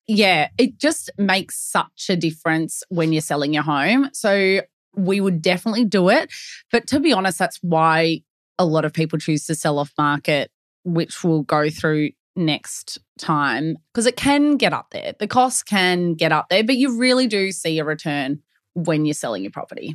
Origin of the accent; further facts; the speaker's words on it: Melbourne, Victoria, Australia; Born and bred in Melbourne, we live and breathe property